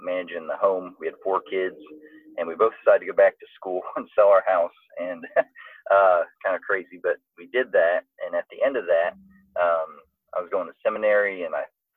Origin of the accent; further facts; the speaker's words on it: Atlanta, Georgia, United States; also born or lived in Maryland; I was from Atlanta